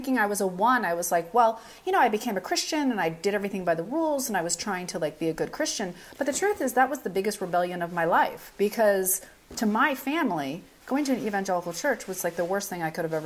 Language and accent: English; Fairbanks, Alaska, United States; I grew up in Fairbanks, Alaska in the 70s and 80s